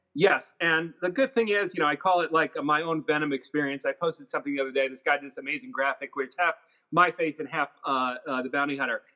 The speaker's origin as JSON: {"language": "English", "region": "New York", "country": "United States", "said": "I'm from New York"}